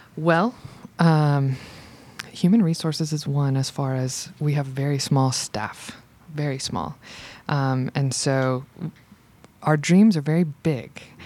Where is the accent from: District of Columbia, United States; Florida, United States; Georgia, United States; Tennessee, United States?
Georgia, United States; Macon; moved away as an adult; also born or lived in Virginia / Philadelphia; now in Roswell, United States; I'm from Macon, Georgia. I went to Central High School in Macon, Georgia